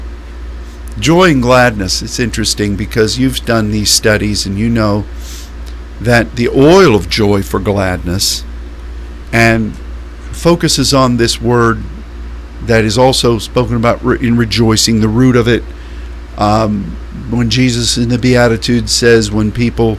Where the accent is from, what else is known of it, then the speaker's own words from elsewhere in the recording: Pittsburgh, Pennsylvania, United States; I grew up in Pittsburgh, Pennsylvania